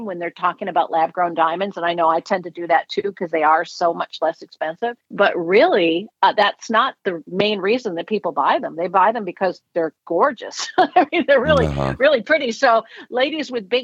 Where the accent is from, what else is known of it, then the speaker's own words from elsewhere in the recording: Minnesota, United States; also born or lived in Florida; now in Pennsylvania, United States; I'm from Minnesota.